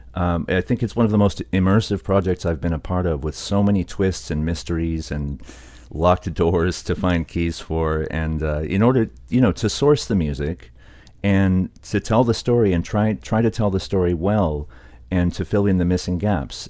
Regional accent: United States; also born or lived in Oakland, California; now in London, United Kingdom; I'm Iraqi American, and I had spent a lot of time immersing in diaspora shops since I couldn't travel to Iraq

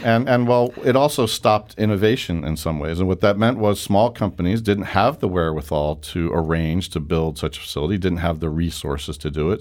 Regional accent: New York, United States; moved away as an adult; now in St. Louis, United States; I'm a New Yorker

